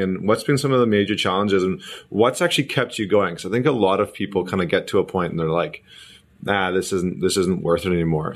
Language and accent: English; Alberta, Canada; I remember growing up in Alberta